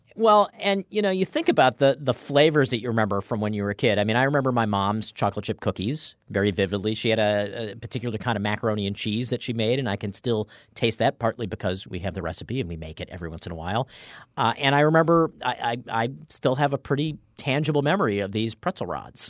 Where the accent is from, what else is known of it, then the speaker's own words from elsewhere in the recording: East Coast, United States; moved away; growing up on the East Coast.